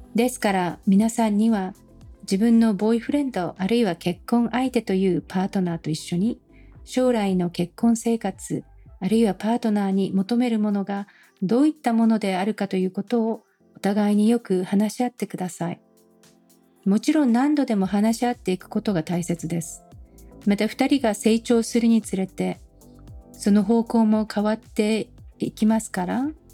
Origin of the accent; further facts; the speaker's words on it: Japan; moved away; 私は日本の教育を受けているので全く私たちのアイデンティティはアメリカ人と日本人というように異なったんですね